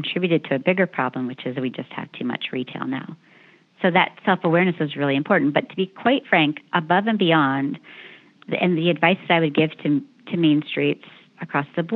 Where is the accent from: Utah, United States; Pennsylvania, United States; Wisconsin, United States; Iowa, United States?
Pennsylvania, United States; Danville; moved away; in my hometown of Danville, Pennsylvania